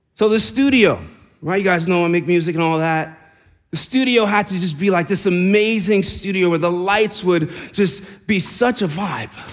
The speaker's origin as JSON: {"language": "English", "region": "New York", "country": "United States", "tie": "born or raised there", "accent": "New York", "moved": "yes", "said": "I'm from New York. I'm from New York. See, the accent came out there."}